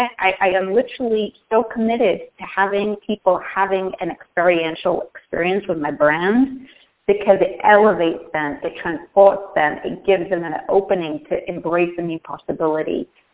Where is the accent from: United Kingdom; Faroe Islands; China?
United Kingdom; England; When I grew up in Northern England in an industrial town in the middle of nowhere, and it was coal mining. Think of Detroit in England.